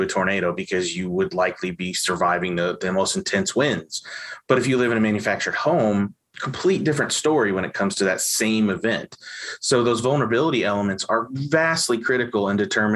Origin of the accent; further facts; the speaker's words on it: Evansville, Indiana, United States; I grew up in Evansville, Indiana